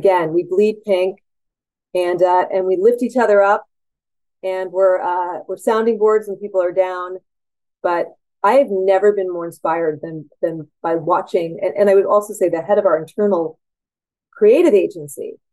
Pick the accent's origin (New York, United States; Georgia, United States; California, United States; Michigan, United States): California, United States; San Francisco; I'm a San Franciscan and I'm a Californian